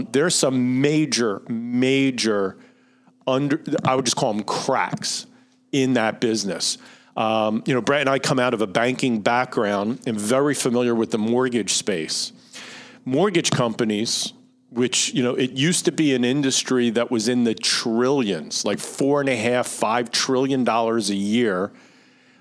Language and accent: English; Philadelphia, Pennsylvania, United States; accent: Philly; my Philly accent